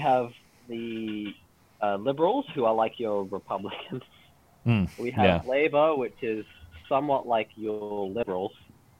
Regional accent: Australia; I'm Australian

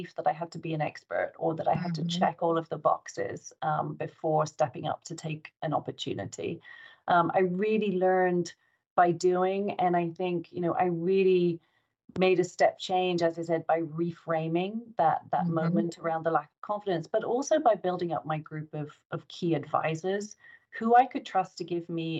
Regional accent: England, United Kingdom; moved away as an adult; now in United States; I'm English working in the US

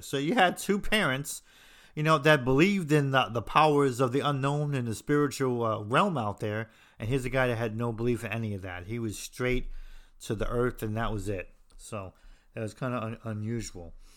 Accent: New Jersey, United States; moved away; I'm from New Jersey

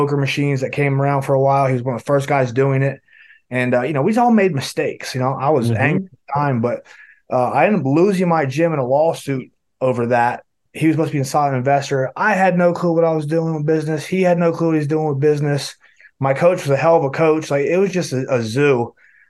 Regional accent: western North Carolina, United States; I'm from West North Carolina, and football is big here. I played football from the time I started. When I moved here, I was 5 years old

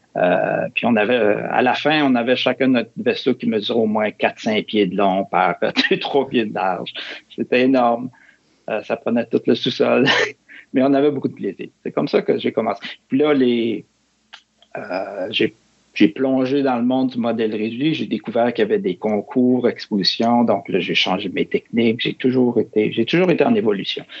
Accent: Quebec City, Quebec, Canada; moved away; je suis originaire de Québec.

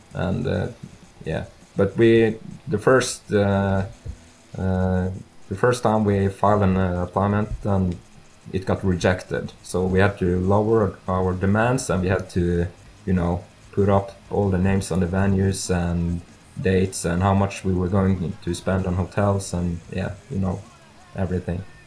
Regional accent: Norway; I'm from Norway

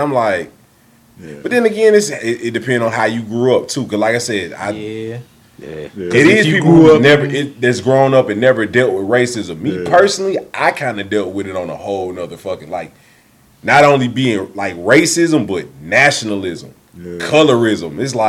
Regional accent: the South, United States; I'm from the South.

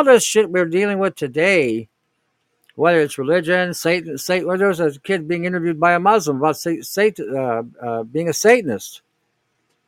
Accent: Canada; I'm saying this as a Canadian

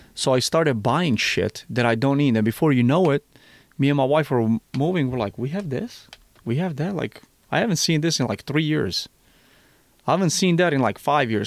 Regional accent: Missouri, United States; Missouri, my home state

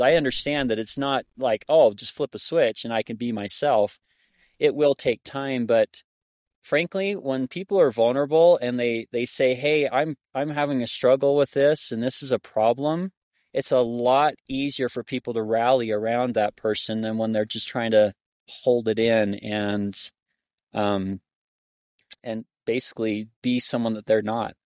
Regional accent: Arizona, United States; now in Hyrum, United States; I grew up in Arizona

